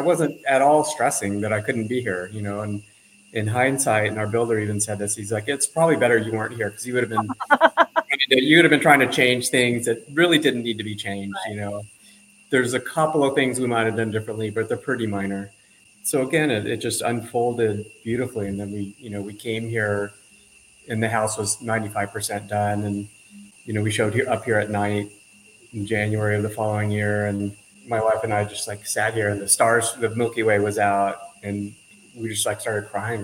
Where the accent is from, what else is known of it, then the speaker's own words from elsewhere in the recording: Southern California, United States; moved away as an adult; also born or lived in Mexico; now in Costa Rica; grew up in Southern California